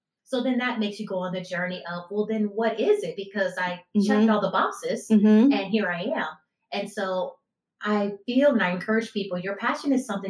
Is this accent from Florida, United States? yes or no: no; Houston, Texas, United States; also born or lived in Michigan; Born in Michigan, but okay. yes, grew up. I've been here since a child. So I say I'm from Houston.